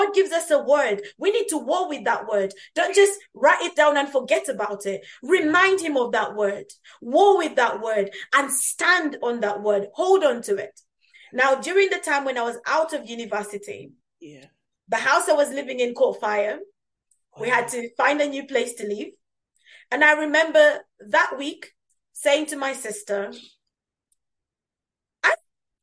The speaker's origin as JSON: {"language": "English", "country": "Uganda", "moved": "yes", "said": "I'm originally from Uganda."}